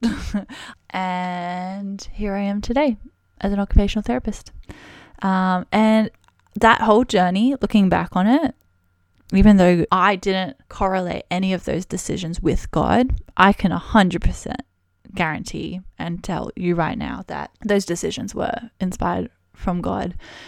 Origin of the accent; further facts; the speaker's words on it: Brisbane, Queensland, Australia; So I'm actually originally from Brisbane in Australia.